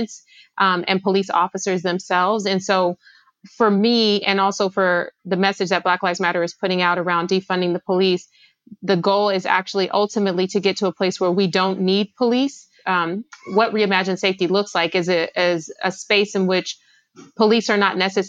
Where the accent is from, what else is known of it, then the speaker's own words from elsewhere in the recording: Los Angeles, California, United States; I grew up in South Los Angeles